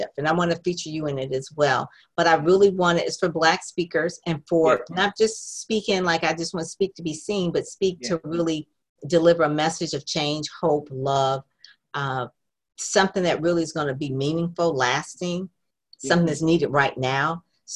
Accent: Michigan, United States; I'm from Michigan

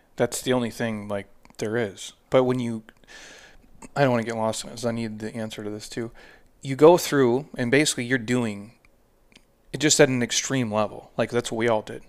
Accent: Midwest, United States; I'm from the Midwest

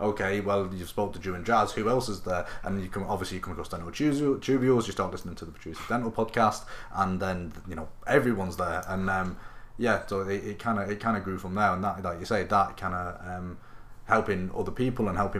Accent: Manchester, North West England, United Kingdom; I was born and raised in Manchester

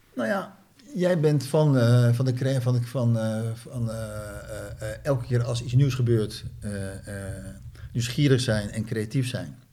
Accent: Netherlands; Ik ben ook Nederlander

